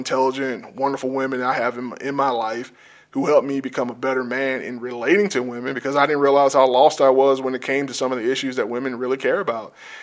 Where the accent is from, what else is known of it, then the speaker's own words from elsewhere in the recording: South Georgia, United States; I grew up in South Georgia